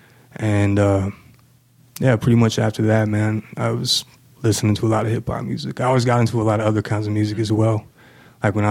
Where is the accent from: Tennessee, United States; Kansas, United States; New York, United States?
Kansas, United States; Manhattan; moved away as an adult; also born or lived in Houston, Texas; now in Kansas City, United States; I was born in Houston, Texas. I was adopted when I was a few months old. And when I was about two, my people, the family that adopted me, we moved to Manhattan. So yeah, I pretty much grew up in Manhattan.